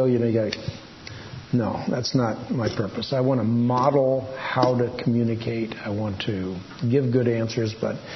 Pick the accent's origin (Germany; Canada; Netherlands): Netherlands; first language Dutch; English is a second language; moved away; I was born in Holland, so I'm Dutch. Dutch is my first language.